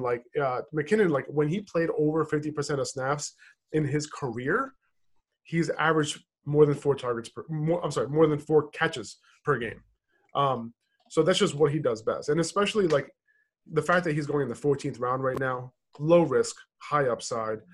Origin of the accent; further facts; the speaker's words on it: New York, United States; moved away; also born or lived in Boston; my hometown is New York